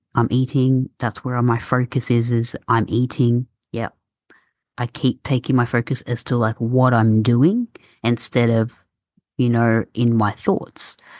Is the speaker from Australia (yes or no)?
yes; Australia; born and raised in Australia, but my parents are from Egypt and I speak Arabic